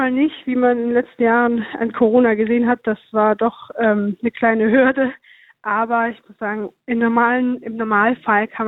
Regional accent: Saarbrücken, Saarland, Germany; Ich komme ja selber aus Saarbrücken und versuche immer mal wieder auch aus der Stadt rauszukommen, weil man hier irgendwann alles gesehen hat

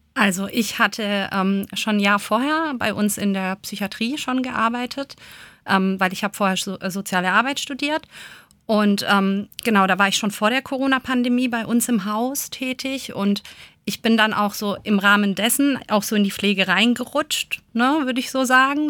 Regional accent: Germany; bei uns in Deutschland

